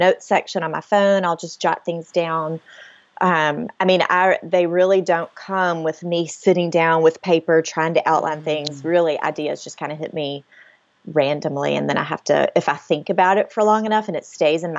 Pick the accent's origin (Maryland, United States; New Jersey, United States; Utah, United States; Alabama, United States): Alabama, United States; Mobile; now in Homewood, United States; I'm from Mobile, which is way down, you know, on the water. So hurricanes are a regular part of life